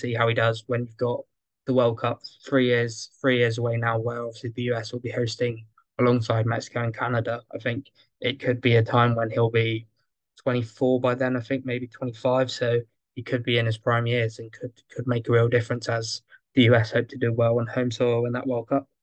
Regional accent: England, United Kingdom; I'm English

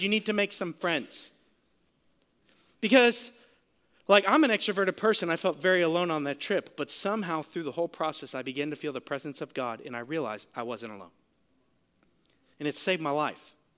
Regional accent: Sarasota, Florida, United States; I'm from Sarasota, Florida

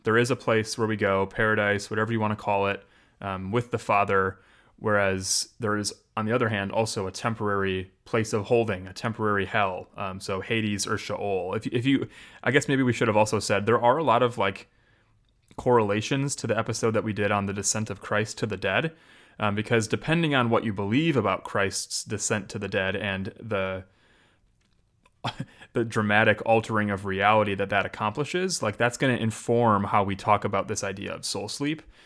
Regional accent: Janesville, Wisconsin, United States; Janesville, which is technically my hometown

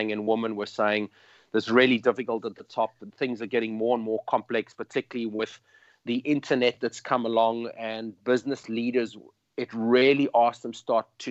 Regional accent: Cape Town, Western Cape, South Africa; I'm from South Africa and Cape Town

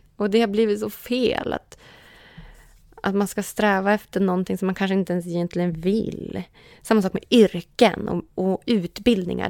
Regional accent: Umeå, Västerbotten County, Sweden; now in Stockholm, Sweden; så stor längtan hem till Umeå. Så jag försöker åka hem till Umeå

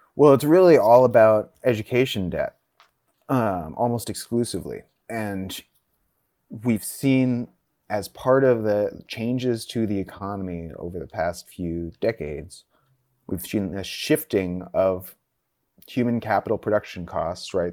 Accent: Northern California, United States; I grew up in Northern California

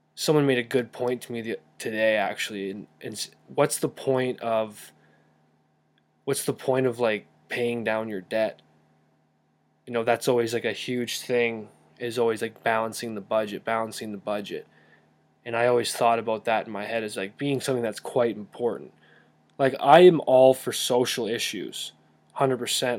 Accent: Calgary, Alberta, Canada; I'm from Calgary

